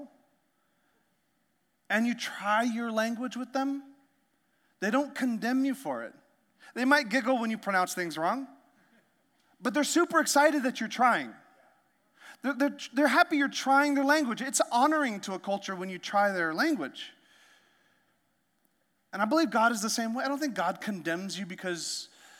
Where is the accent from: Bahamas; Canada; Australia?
Canada; now in United States; I learned French because I grew up in Canada